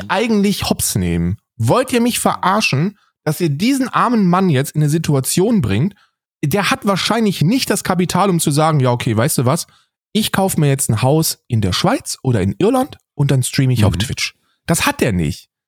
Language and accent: German; East Germany, Germany; ob ich denn Rechtsextremer bin und ob so und warum so viele Rechtsextreme bei uns im Osten sind.